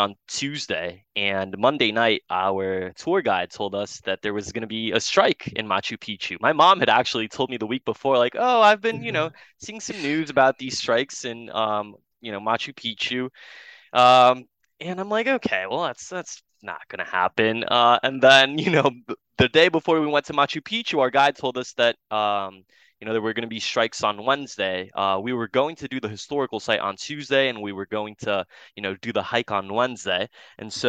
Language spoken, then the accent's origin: English; Brazil; now in Ann Arbor, United States; I'm from South America myself. I'm from Brazil